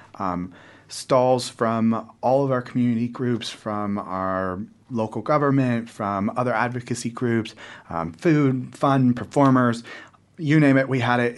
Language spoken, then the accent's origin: English; just north of San Francisco, California, United States; moved away as an adult; now in Wellington, New Zealand; I grew up in California, so we're, we're fairly liberal. Um, we're fairly open. I'm from just north of San Francisco, you know, Greater North Bay.